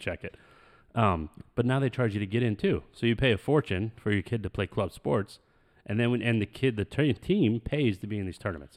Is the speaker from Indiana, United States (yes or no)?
no; Phoenix, Arizona, United States; We're, like, from Phoenix